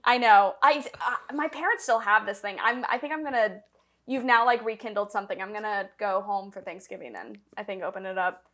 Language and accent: English; Tennessee, United States; also born or lived in Chicago; now in Los Angeles, United States; I'm from Tennessee